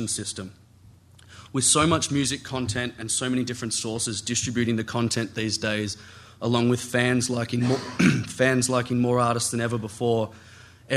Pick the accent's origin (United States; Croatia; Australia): Australia; I'm from Australia